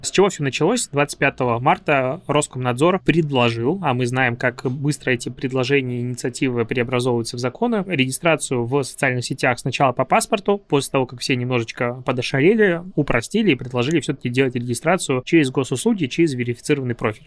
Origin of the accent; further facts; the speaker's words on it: Belarus; now in Russia; я приехал из Беларуси